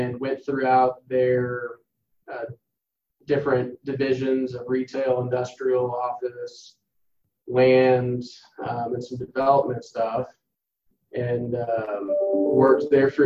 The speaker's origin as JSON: {"language": "English", "town": "Dallas", "region": "Texas", "country": "United States", "tie": "born or raised there", "said": "born and raised in Dallas, Texas."}